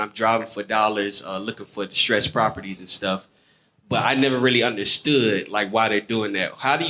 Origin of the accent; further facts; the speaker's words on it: Georgia, United States; also born or lived in New York; I'm from Georgia and New York at the same time. I was born in New York, raised in Georgia.